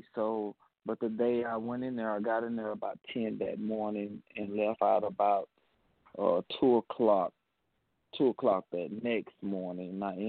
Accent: Mississippi, United States; Well, I'm calling from Mississippi.

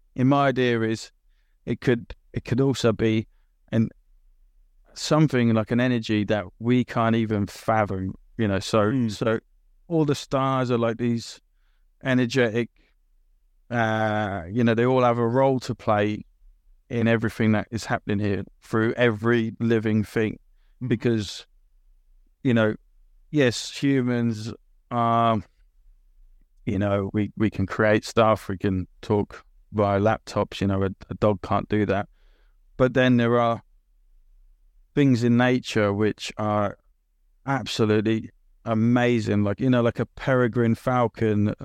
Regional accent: England, United Kingdom; also born or lived in Italy / Australia / New Zealand / Finland; I'm British as well

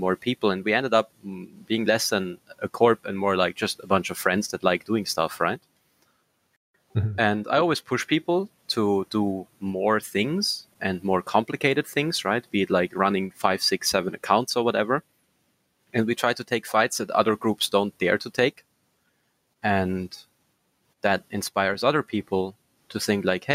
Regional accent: Austria; first language German; English is a second language; I'm from Austria

